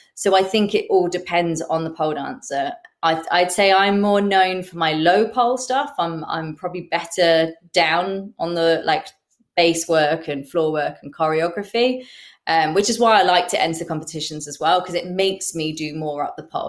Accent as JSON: {"language": "English", "region": "England", "country": "United Kingdom", "said": "as English pole dancers"}